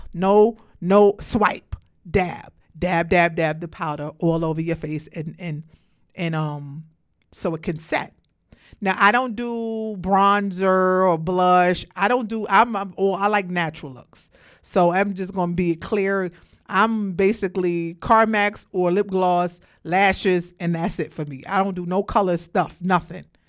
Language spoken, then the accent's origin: English; Brooklyn, New York, United States; moved away as an adult; now in Georgia, United States; born and raised in Brooklyn